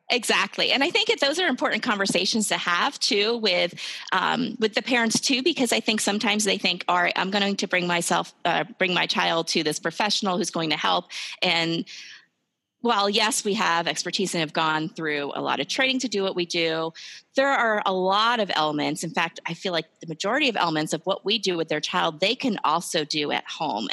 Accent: New Jersey, United States; moved away as an adult; now in Ohio, United States; I'm originally from New Jersey

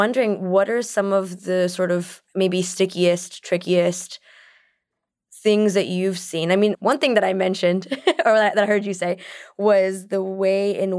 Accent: California, United States; I'm coming from California where I haven't seen as much brick before. I haven't seen as many like columns before, frankly.

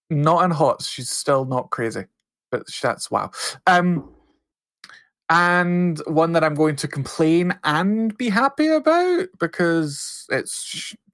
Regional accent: Texas, United States; So I'm from Texas, son. That's how we live other humans.

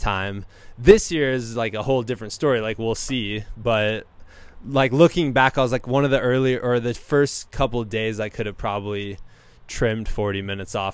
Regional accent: Iowa, United States; now in Virginia, United States; I'm from Iowa and there's no bears

